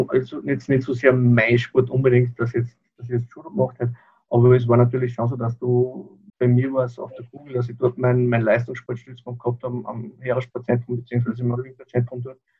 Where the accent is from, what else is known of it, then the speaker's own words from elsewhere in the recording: Upper Austria, Austria; Ich bin aus Oberösterreich